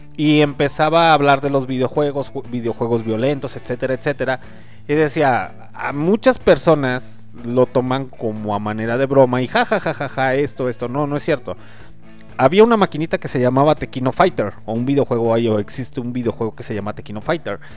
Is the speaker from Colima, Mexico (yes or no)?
no; León, Guanajuato, Mexico; soy originario de León, Guanajuato